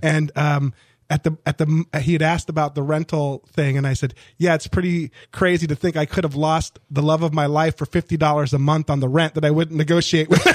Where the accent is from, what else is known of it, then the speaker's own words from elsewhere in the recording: Orange County, Southern California, United States; moved away as an adult; also born or lived in Miami, Florida; I grew up in Southern California, Orange County, a very conservative county.